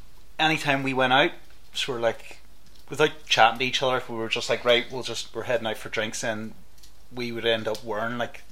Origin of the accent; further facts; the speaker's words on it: Belfast, Northern Ireland, United Kingdom; I'm from Belfast, but I'm like a blow-in up